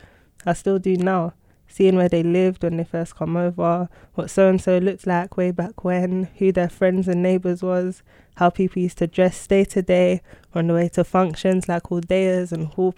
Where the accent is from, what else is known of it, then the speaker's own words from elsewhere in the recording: London, United Kingdom; I was born and raised in London